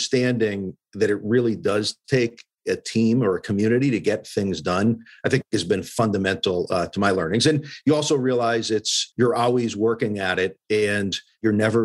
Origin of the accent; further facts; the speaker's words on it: Western Massachusetts, United States; Growing up in Western Mass, you know, my mom was a nurse